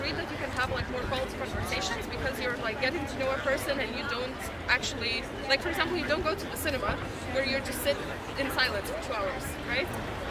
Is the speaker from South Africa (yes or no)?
no; Lithuania; now in Belgium; I'm from Lithuania.